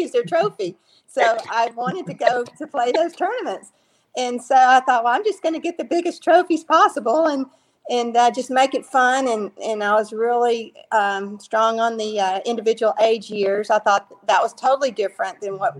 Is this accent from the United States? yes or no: yes; Shreveport, Louisiana, United States; moved away; also born or lived in Dallas, Texas; we grew up in Shreveport